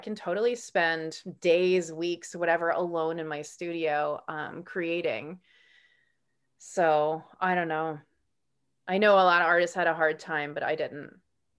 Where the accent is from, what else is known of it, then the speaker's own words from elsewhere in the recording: New York, United States; I grew up in New York. I grew up on Long Island, the South Side, near there's like the barrier beaches